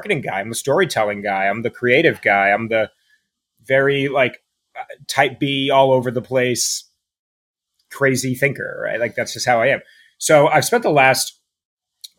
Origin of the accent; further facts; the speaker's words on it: New York, United States; moved away as an adult; also born or lived in West Coast; I'm in New York, and I grew up in New York